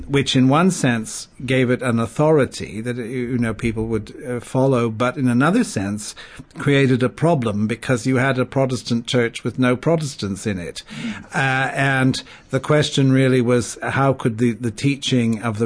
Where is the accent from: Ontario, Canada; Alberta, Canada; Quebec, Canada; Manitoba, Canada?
Quebec, Canada; also born or lived in Paris, France / Cambridge, England; now in Birmingham, United States; I was born in Canada, in French Canada, to English parents, so grew up in a multicultural environment from the beginning.